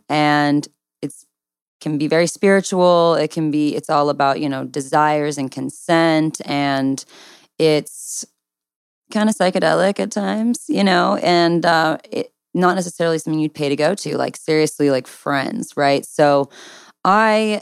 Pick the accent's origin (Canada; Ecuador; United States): United States; Southern California; I'm from Southern California.